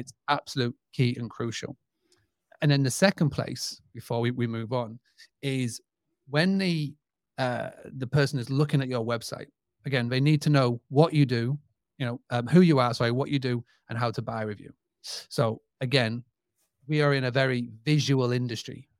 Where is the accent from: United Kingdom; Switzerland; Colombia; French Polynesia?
United Kingdom; accent: British; my British accent